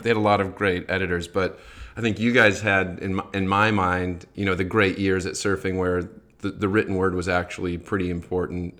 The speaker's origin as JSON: {"language": "English", "town": "Grand Haven", "region": "Michigan", "country": "United States", "tie": "born or raised there", "moved": "yes", "lives_now": "California, United States", "said": "I grew up in Michigan surfing on the Great Lakes"}